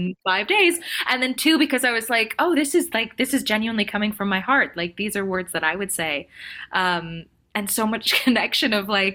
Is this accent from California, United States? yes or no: yes; Orange County, California, United States; I grew up in Orange County